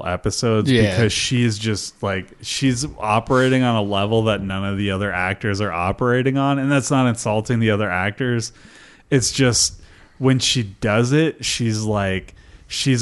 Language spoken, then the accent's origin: English; Coos Bay, Oregon, United States; the McCullough Bridge where I grew up in Coos Bay